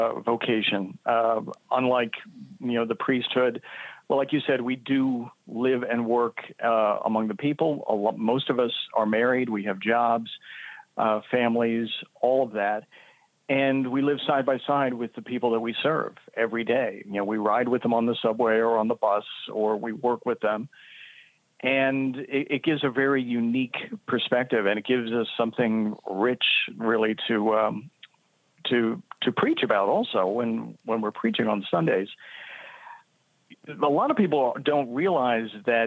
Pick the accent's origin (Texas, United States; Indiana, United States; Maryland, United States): Maryland, United States; D.C., Maryland outside of Washington, United States; now in Brooklyn, United States; I grew up in Maryland outside of Washington, D.C.